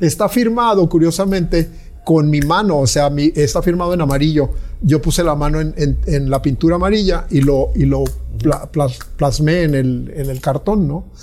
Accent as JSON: {"language": "Spanish", "country": "Mexico", "moved": "as an adult", "lives_now": "Mérida, Mexico", "said": "si soy mexicano, pues tengo que tener una voz de, lo que vivo, ¿no? Pero yo tengo 67 años y yo salí de mi país"}